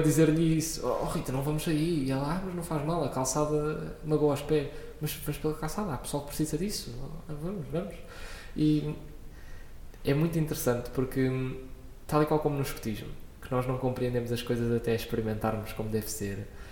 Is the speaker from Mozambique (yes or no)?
no; Lisbon, Portugal; also born or lived in Coimbra; Eu nasci em Coimbra, com dois anos vim para Lisboa e desde os dois anos que ando no meio de Lisboa.